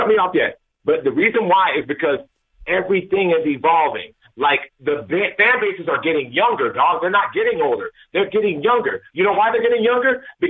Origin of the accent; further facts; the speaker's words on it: Atlanta, Georgia, United States; I'm from Atlanta, right?